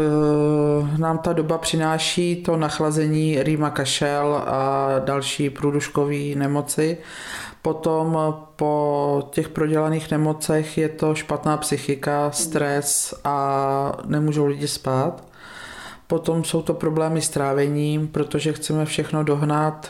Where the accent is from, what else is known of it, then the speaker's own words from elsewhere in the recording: Vortová, Pardubice Region, Czechia; now in Bítovany, Czechia; pocházím ze statku z Vortové na Hlinecku, kde jsme byli na konci vesnice